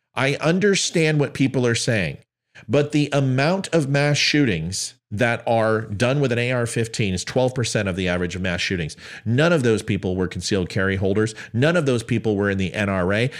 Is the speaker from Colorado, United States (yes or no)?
yes; Aurora, Colorado, United States; moved away; also born or lived in El Paso, Texas; I'm from Aurora, Colorado